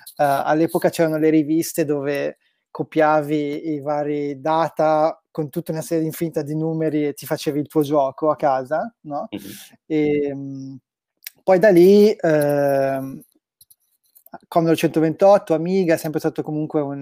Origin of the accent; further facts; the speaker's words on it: Brescia, Lombardy, Italy; moved away; io sono di Brescia originario, eh, mm-hmm. abitavo ancora a Brescia